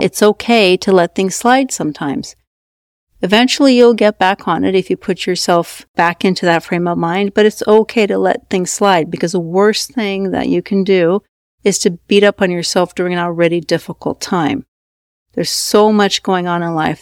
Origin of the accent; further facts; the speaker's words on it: Norway; moved away; I was raised in Norway